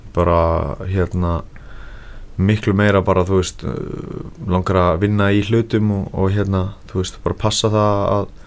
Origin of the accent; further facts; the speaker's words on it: Iceland; ég er frá Íslandi og ég er að æfa með Gunnar Nelson